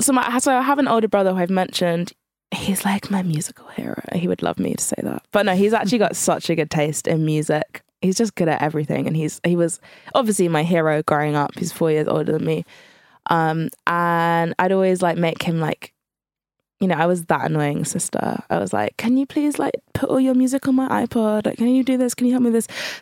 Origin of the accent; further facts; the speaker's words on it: Channel Islands, United Kingdom; because I was from the Channel Islands, which is a very white area.